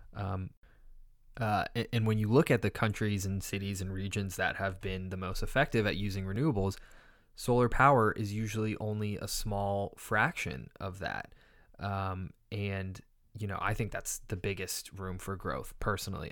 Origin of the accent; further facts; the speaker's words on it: California, United States; California, my home state.